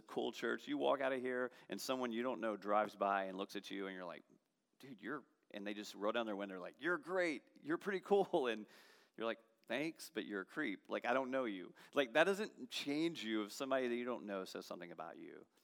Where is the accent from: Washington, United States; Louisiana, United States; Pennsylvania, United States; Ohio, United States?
Louisiana, United States; Baton Rouge; I'm from Baton Rouge